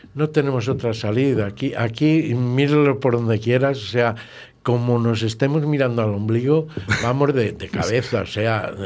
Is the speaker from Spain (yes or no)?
yes; Villalar de los Comuneros, Castile and León, Spain; ser alcalde de mi pueblo